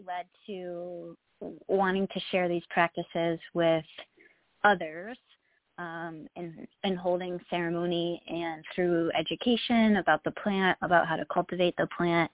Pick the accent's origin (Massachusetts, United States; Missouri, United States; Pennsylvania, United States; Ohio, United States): Massachusetts, United States; I grew up in Massachusetts